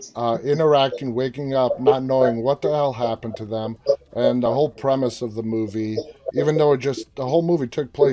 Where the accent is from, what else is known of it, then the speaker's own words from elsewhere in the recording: New York City, New York, United States; moved away as an adult; now in Northern Virginia, United States; I am originally from New York City. Born and raised, 23 years of my life, and for the last 23 years I've been living just outside Washington DC in Northern Virginia